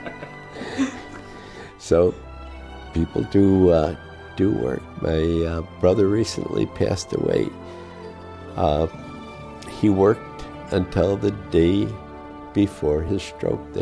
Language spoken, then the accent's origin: English; Chicago, Illinois, United States; now in West Michigan, United States; I grew up in Chicago